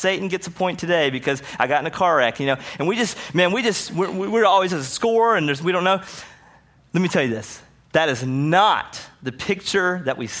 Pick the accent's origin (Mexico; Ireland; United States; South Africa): United States; the South; I grew up seeing it in the South